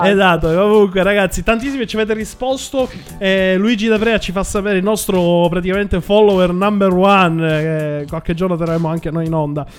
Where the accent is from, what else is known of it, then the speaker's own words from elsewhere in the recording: Sicily, Italy; now in Milan, Italy; io che vengo dalla Sicilia